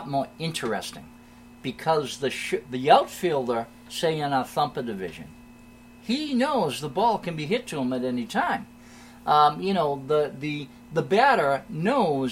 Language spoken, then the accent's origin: English; Hanover, United States; Hanover, my hometown.